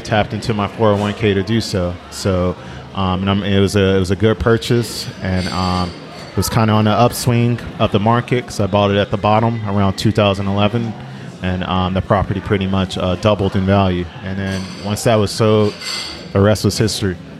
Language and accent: English; Oakland, California, United States; growing up in North Oakland off 47th